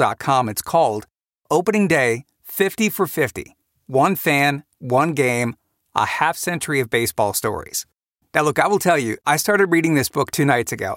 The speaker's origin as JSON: {"language": "English", "town": "Cleveland", "region": "Ohio", "country": "United States", "tie": "born or raised there", "said": "I grew up in Cleveland"}